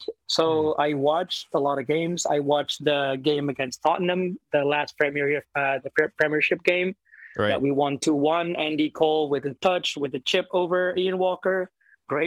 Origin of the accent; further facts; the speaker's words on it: Jakarta, Indonesia; moved away; I grew up in Jakarta, essentially, like in Asia